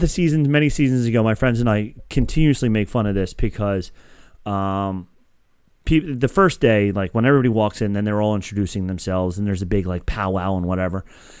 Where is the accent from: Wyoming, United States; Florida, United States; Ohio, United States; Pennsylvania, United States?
Pennsylvania, United States; Philadelphia; hey, Tim, I'm from the Philly area, yo.